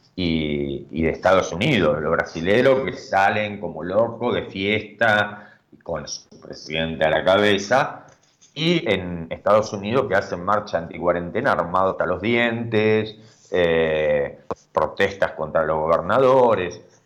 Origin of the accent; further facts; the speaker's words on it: Argentina; nosotros como República Argentina